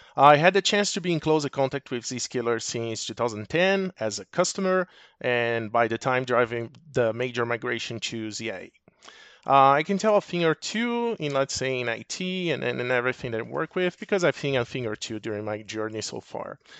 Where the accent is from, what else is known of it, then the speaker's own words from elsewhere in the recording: Brazil; moved away as an adult; now in Arizona, United States; I'm originally from Brazil, so move over to the U S ab, about twelve years ago